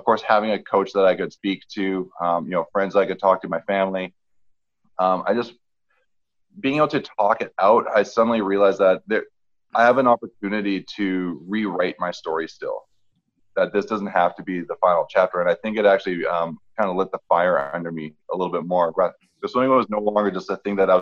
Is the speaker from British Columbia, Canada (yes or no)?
yes; Vancouver, British Columbia, Canada; I'm from Vancouver